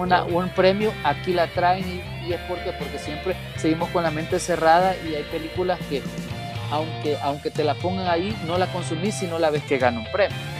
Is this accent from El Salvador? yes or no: yes; El Salvador; nosotros como latinos y más como salvadoreños